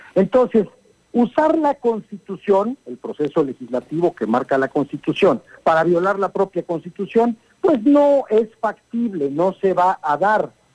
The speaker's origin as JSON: {"language": "Spanish", "country": "Mexico", "said": "Somos mexicanos ante todo y estamos muy orgullosos"}